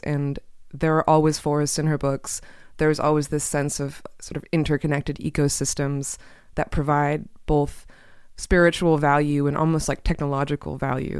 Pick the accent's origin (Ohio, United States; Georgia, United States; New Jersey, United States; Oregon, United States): Oregon, United States; Portland; Portland, which is where I grew up